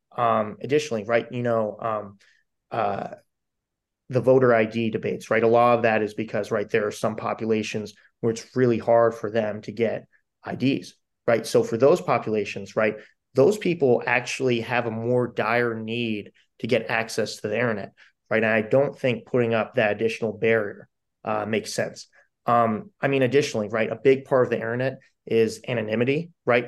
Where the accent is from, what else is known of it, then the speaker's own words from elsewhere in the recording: Delaware County, Pennsylvania, United States; moved away; I grew up in Delco, but my mother plays in the Harrisburg Symphony